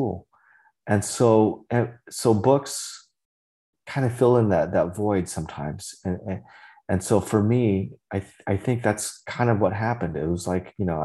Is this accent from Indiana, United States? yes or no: no; Central Valley of California, United States; first language Vietnamese; English is a second language; I grew up in the Central Valley of California